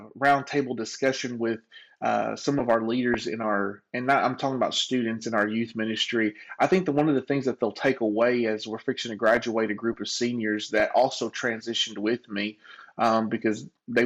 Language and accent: English; Conway, Arkansas, United States; I grew up in Brookside Trailer Park here in Conway, Arkansas